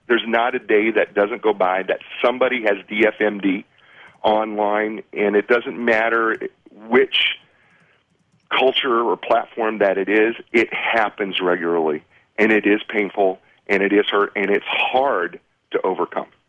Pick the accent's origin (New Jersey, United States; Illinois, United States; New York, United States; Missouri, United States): New Jersey, United States; Union City; in Bergen County in Union, in Union City Hospital, and my family still lives in Edison, Woodbridge